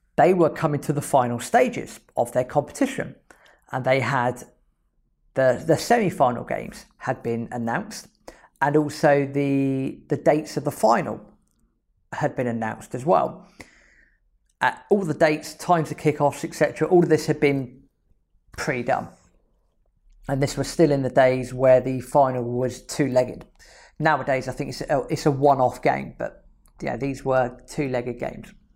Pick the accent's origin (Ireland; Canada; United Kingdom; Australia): United Kingdom; England; I'm oh, from England